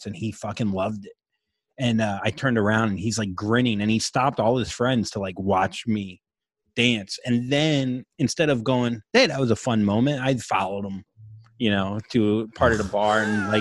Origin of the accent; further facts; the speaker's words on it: Florida, United States; I grew up in Florida